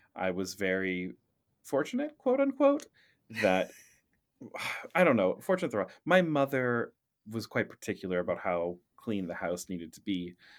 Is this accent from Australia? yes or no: no; Surrey, British Columbia, Canada; moved away as an adult; also born or lived in Vancouver / Russia; I was born in Vancouver, but raised in Surrey